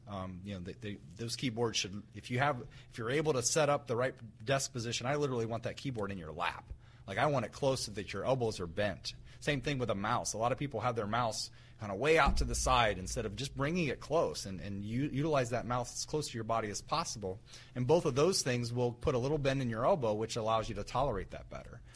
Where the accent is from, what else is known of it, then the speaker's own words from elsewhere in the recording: West Central Ohio, United States; I grew up in West Central Ohio, which is very rural